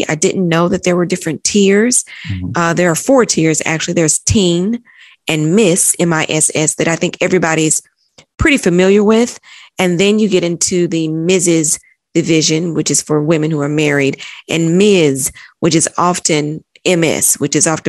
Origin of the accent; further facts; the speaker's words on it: Chattanooga, Tennessee, United States; moved away as an adult; also born or lived in London; I'm originally from Chattanooga, Tennessee. Mm-hmm. Born and raised in Tennessee